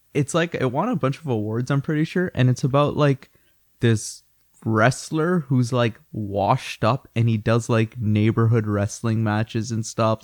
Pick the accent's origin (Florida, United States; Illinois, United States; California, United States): Illinois, United States; Chicago; now in Canada; I'm actually from Chicago